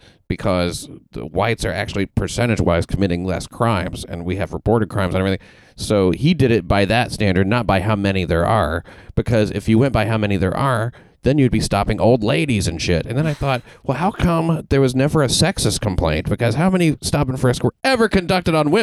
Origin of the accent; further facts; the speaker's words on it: the South, United States; as somebody from the South